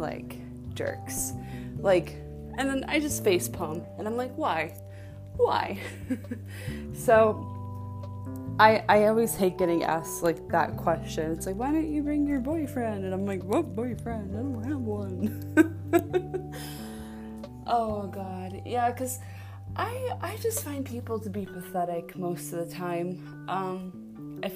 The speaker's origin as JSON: {"language": "English", "town": "Buffalo", "region": "New York", "country": "United States", "moved": "yes", "said": "I'm from Buffalo"}